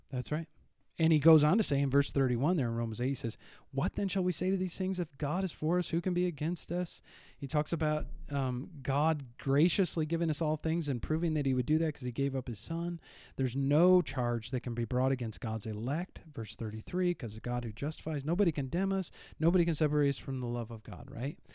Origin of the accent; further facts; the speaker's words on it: Northern Illinois, United States; moved away; I'm from Northern Illinois